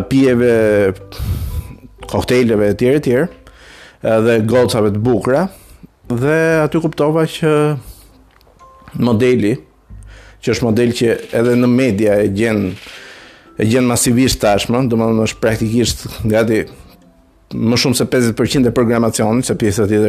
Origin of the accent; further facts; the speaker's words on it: Albania; jam shqiptare